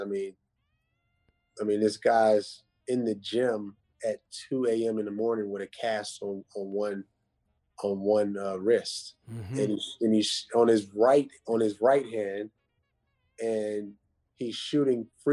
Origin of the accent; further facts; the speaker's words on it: Pittsburgh, Pennsylvania, United States; I'm from the Pittsburgh, greater Pittsburgh area